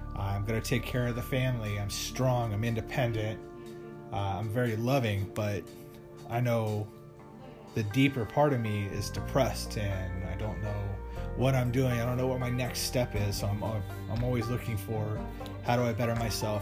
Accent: Las Vegas, Nevada, United States; moved away as an adult; also born or lived in Arizona; now in Sioux City, United States; I grew up in Las Vegas.

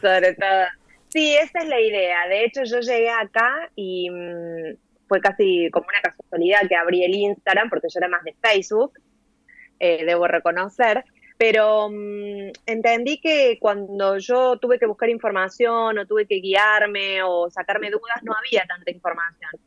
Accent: Córdoba, Argentina; moved away as an adult; now in Valencia, Spain; yo nací en Córdoba capital, como lo indica mi acento, y viví allí hasta hace un año. Eh, me, viví, nací, viví y me crié en Barrio San Martín

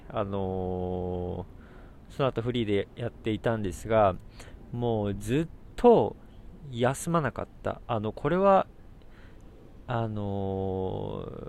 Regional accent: Satsumasendai, Kagoshima, Japan; 私の地元の鹿児島の仙台、あの川内って書いて仙台っていうところは私、あの地元なんですね、ふるさとで。

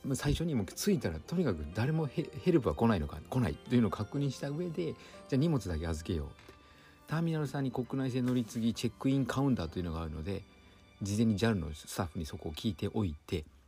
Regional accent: Fujioka, Gunma, Japan; also born or lived in Peru; 私地元地元の群馬県藤岡市

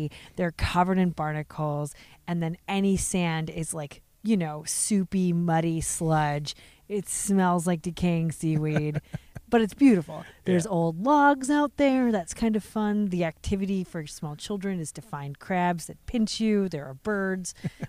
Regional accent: Pacific Northwest, United States; we grew up in the Pacific Northwest. So this is all in our blood, right?

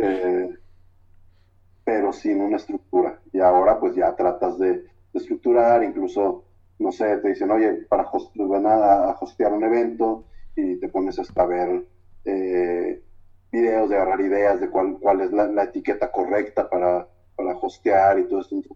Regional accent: Guadalajara, Jalisco, Mexico; como buen tapatío

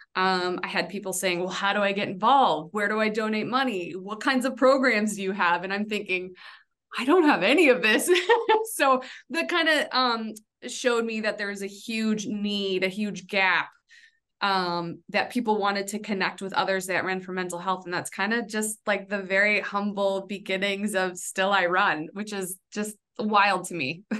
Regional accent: California, United States; moved away as an adult; I came from California

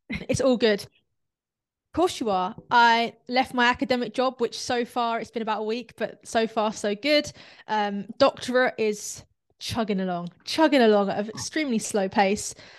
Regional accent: London, United Kingdom; now in North of England, United Kingdom; I'm from South London, but I'm actually living up north.

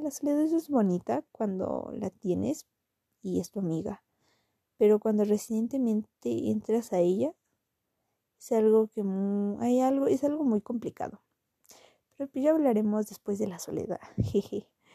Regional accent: Toluca, State of Mexico, Mexico; Soy originaria de Toluca eh, y vivo en Toluca

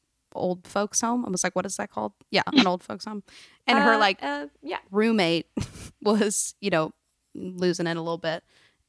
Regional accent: Fort Worth, Texas, United States; we grew up in Fort Worth, so it wasn't like a small Texas town.

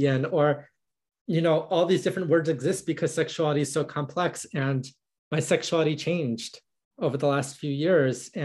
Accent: United States; I'm a trans woman, I'm a Jewish woman, I'm an American woman

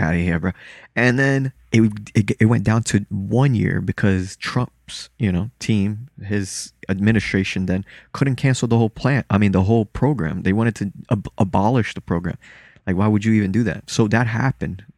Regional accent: Lauderhill, Florida, United States; English is a second language; also born or lived in Salvador, Bahia, Brazil; I was born there and then raised in a black city over here as well, in Lauderhill.

